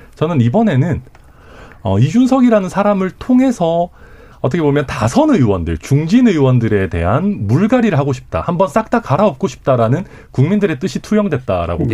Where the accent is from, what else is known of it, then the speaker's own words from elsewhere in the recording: Daegu, South Korea; now in Suncheon, South Korea; 대구에서 태어나서 전남 순천에 살고 있는